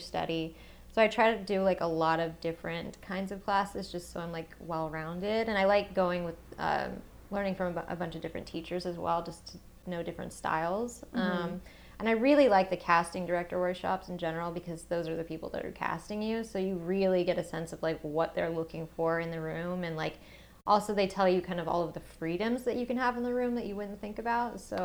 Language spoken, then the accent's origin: English; the South, Georgia, United States; moved away; growing up in the South